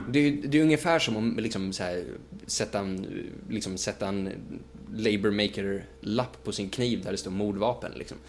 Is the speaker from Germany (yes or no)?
no; Sweden; vi som, liksom, som svenskar